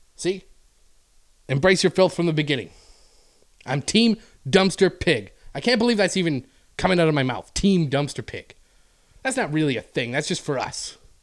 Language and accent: English; Canada; moved away; I'm Canadian